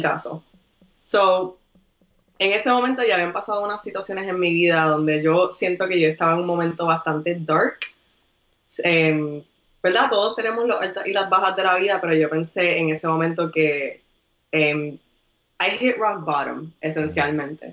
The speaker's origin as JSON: {"language": "Spanish", "country": "Puerto Rico", "tie": "born or raised there", "moved": "as an adult", "lives_now": "New York, United States", "said": "soy boricua de pura cepa, nací y criada en Puerto Rico"}